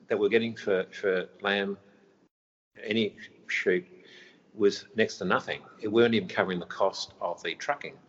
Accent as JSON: {"language": "English", "town": "Mullewa", "region": "Western Australia", "country": "Australia", "tie": "born or raised there", "also_born_or_lived": "Geraldton, Western Australia / Perth, Australia", "moved": "as an adult", "lives_now": "Palmerston, Australia", "said": "I started out as a farmer in Midwest WA."}